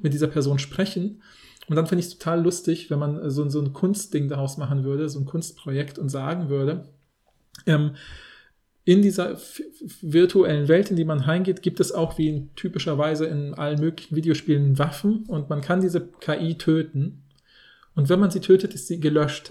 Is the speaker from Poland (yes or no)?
yes; Poland; moved away; in Polen, wo ich ja aufgewachsen bin